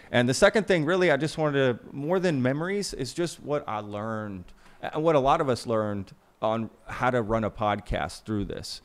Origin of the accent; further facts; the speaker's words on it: United States; I'm an American